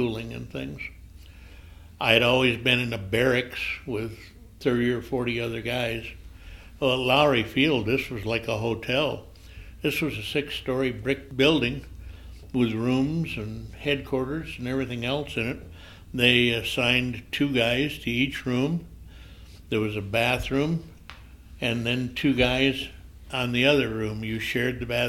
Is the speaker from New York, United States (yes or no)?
no; Grand Rapids, Michigan, United States; moved away as an adult; now in Colorado, United States; I was born and raised in Grand Rapids, Michigan